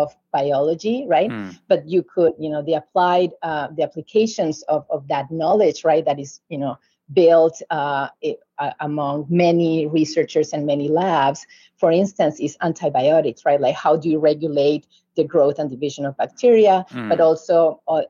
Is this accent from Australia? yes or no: no; Uruguay; moved away as an adult; back in my home country in Uruguay, South America